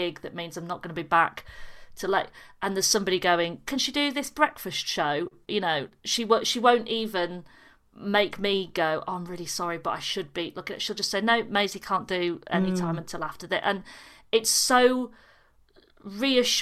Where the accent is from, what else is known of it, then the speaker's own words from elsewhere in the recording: Yorkshire and the Humber, United Kingdom; got all the way home back in Yorkshire